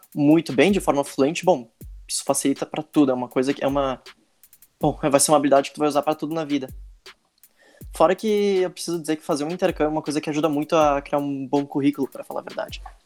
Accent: Brazil; Eu sou do Brasil

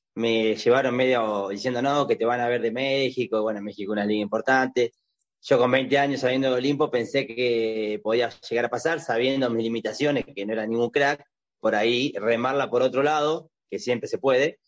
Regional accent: General La Madrid, Buenos Aires Province, Argentina; moved away as an adult; also born or lived in Mar del Plata; Yo nací en Mar de Plata, pero estuve tres meses, o sea que solamente el documento dice Mar de Plata, yo soy de General La Madrid. Es un pueblo del sur de la provincia de Buenos Aires

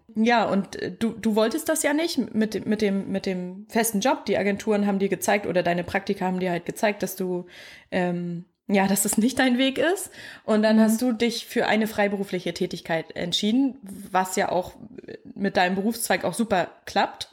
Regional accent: Mecklenburg-Vorpommern, Germany; moved away; ich komme ja aus dem Dorf, ich glaube, das hat nur 100 Einwohner

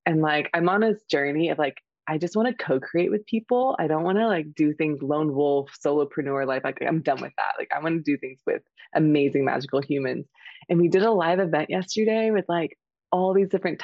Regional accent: Houston, Texas, United States; moved away as an adult; also born or lived in Portugal; now in Austin, United States; I'm calling in from Houston, Texas, in my partner's house, and in a transition moving from Austin and about to go on a trip next week. And so I'm back in my hometown for the week

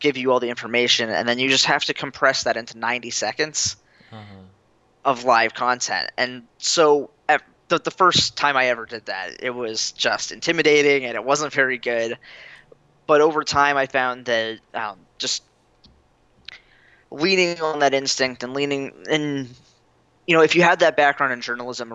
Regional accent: Florida, United States; moved away as an adult; now in Fargo, United States; I'm from Florida

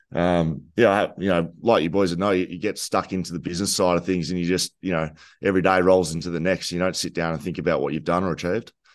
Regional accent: Geelong, Victoria, Australia; moved away; also born or lived in Torquay; I grew up in Geelong

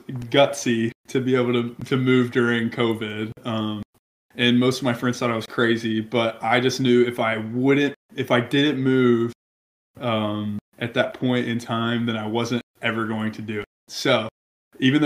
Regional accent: Montgomery, Alabama, United States; also born or lived in Niceville, Florida; now in Nashville, United States; Montgomery, my hometown

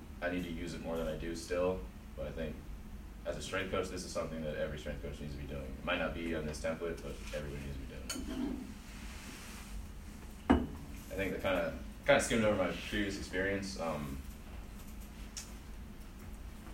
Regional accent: Pittsburgh, Pennsylvania, United States; moved away; I'm from Pittsburgh, Robert Morris is back home.

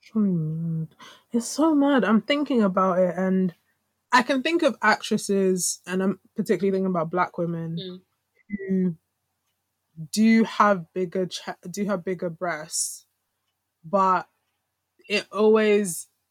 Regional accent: Nigeria; as Nigerian women

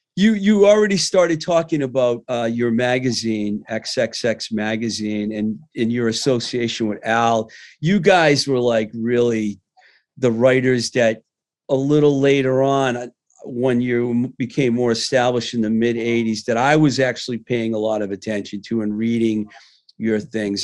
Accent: Worcester, Massachusetts, United States; growing up in the Worcester, Mass area

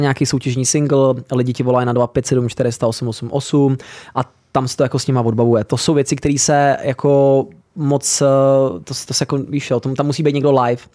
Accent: Hradec Králové, Hradec Králové Region, Czechia; Já jako rodák z Hradce Králové

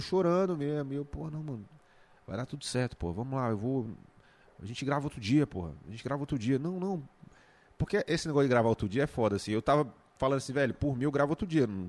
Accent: Valparaíso de Goiás, Goiás, Brazil; moved away as an adult; also born or lived in Planaltina; now in Brasília, Brazil; eu nasci em Planaltina, apesar de ter crescido lá em, em Valparaíso, no Céu Azul, mas eu nasci em Planaltina

